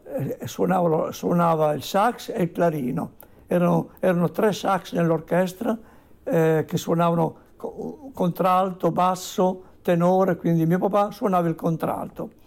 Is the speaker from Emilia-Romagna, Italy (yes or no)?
yes; Bassa Modenese, Emilia-Romagna, Italy; negli anni 50 quando ero un bambino in una campagna brulla d'inverno nella bassa modenese